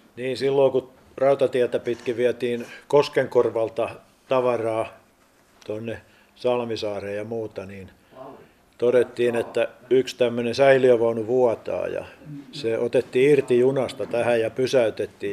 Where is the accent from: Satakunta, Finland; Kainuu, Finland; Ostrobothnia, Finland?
Ostrobothnia, Finland; Vaasa; mä oon Vaasasta ja, ja, ja, mulla on kesämökki tuossa Aukkojärven rannalla.